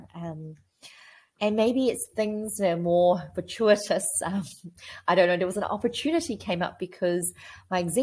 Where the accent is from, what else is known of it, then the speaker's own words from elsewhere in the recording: New Zealand; I'm a pharmacist from New Zealand.